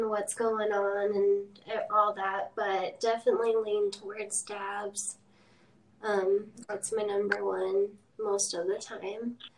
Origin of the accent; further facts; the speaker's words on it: Idaho, United States; also born or lived in Sacramento; Um, for let's see, so I'm 30, so I spent like 10 years in Sacramento. Um, but I'm originally originally from Idaho.